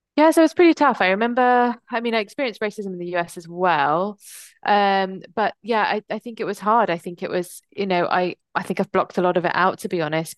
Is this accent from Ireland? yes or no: no; England, United Kingdom; born or raised there; also born or lived in United States